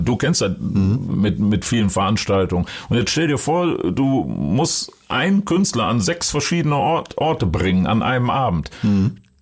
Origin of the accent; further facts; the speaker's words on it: Duisburg, North Rhine-Westphalia, Germany; now in Hamburg, Germany; Weil in Duisburg, Rheinhausen, wo ich herkomme, ist Handball Sportart Nummer eins gewesen